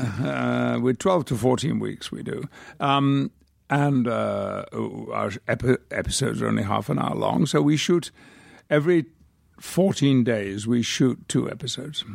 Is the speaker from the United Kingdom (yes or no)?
yes; United Kingdom; now in United States; I could retain my British passport, but I do have a very strong feeling about being British.